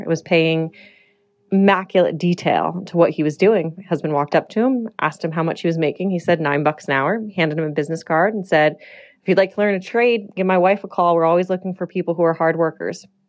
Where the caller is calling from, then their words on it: Las Vegas, Nevada, United States; I'm calling from Las Vegas, Nevada, where I own a commercial cabinet company